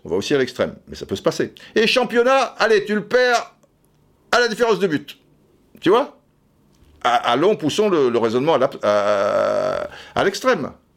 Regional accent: France; en tant que Français

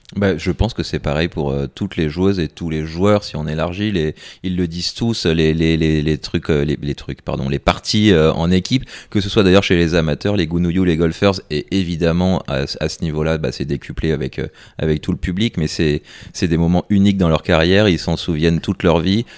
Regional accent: France; en tant que Français

